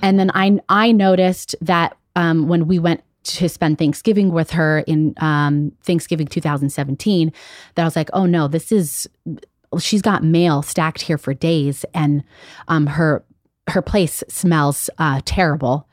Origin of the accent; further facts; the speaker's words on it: Las Vegas, Nevada, United States; moved away; also born or lived in Chicago; I've been away from Vegas for so long, that's where I, I grew up